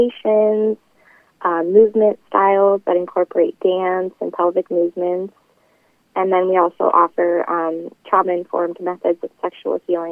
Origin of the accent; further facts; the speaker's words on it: Webster City, Iowa, United States; here in Webster City, Iowa, my hometown